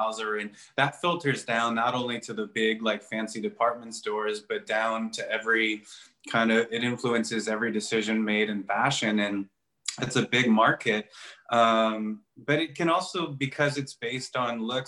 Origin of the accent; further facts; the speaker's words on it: Chicago, Illinois, United States; moved away as an adult; also born or lived in New York; I went back home to Chicago for a few months